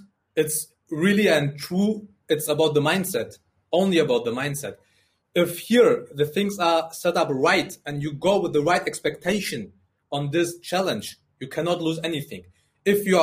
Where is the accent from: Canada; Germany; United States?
Germany; English is a second language; also born or lived in Afghanistan